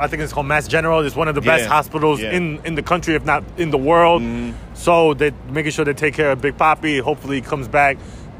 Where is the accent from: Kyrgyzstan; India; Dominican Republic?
Dominican Republic; That's my home country